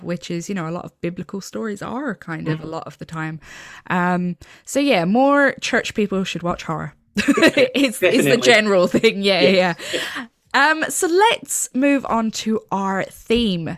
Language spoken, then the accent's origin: English; Ireland; I'm from Ireland, and obviously Ireland's still a very Catholic country